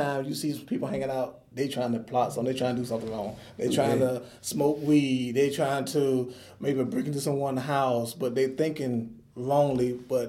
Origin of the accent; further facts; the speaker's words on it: Elberton, Georgia, United States; My best memories is Elberton. Because when I was growing up, like I said, I am 50 years old.